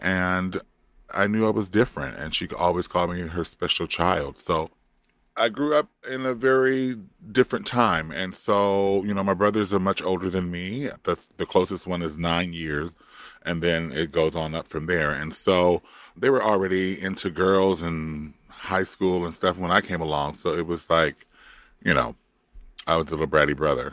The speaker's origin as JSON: {"language": "English", "town": "Compton", "region": "California", "country": "United States", "tie": "born or raised there", "also_born_or_lived": "Florida", "moved": "yes", "said": "I grew up in Compton. If you don't know where that is geographically, that is East Los Angeles County"}